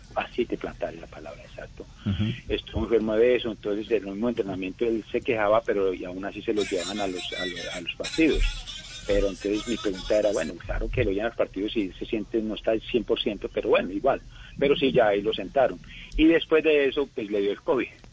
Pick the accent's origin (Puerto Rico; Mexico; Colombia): Colombia; moved away; como colombiano y como patriota